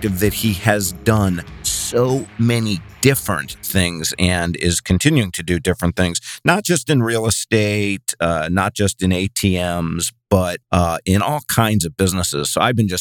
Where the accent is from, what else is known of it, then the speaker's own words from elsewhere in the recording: Cleveland, Ohio, United States; now in Bay Area, United States; I'm from Cleveland originally. I'm in the Bay Area now